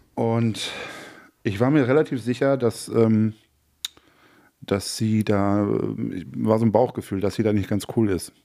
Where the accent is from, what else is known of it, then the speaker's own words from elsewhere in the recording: North Rhine-Westphalia, Germany; ich bin ja äh, in Westfalen groß geworden, mhm. Äh, direkt an der Lippe.